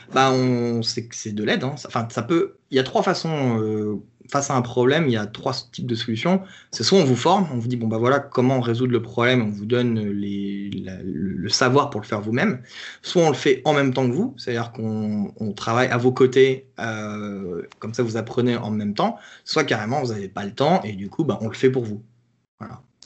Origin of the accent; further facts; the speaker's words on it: France; moi, en tant que Français